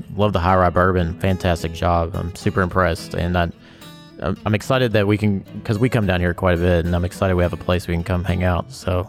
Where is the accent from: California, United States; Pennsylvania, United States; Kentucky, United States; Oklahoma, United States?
Kentucky, United States; Bardstown; I'm from Bardstown, so I claim that always.